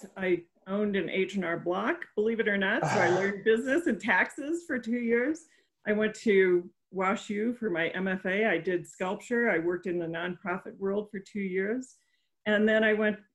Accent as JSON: {"language": "English", "town": "St. Louis", "region": "Missouri", "country": "United States", "tie": "born or raised there", "also_born_or_lived": "Colorado", "moved": "yes", "said": "I grew up in the St. Louis area."}